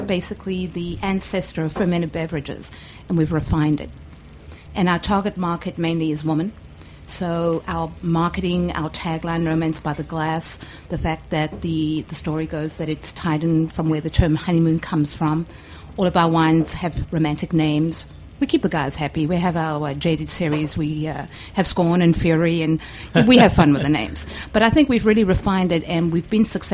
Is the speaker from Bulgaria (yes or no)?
no; South Africa; moved away as an adult; now in United States; I come from South Africa.